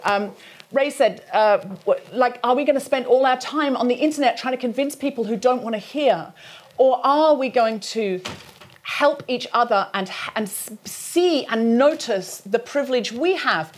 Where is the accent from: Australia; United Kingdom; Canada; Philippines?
United Kingdom; British people